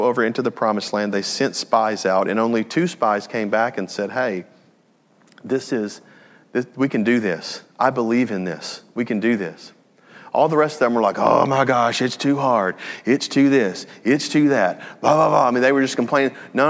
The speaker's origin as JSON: {"language": "English", "town": "Jackson", "region": "Tennessee", "country": "United States", "tie": "born or raised there", "moved": "yes", "said": "I was born and raised in Jackson, Tennessee"}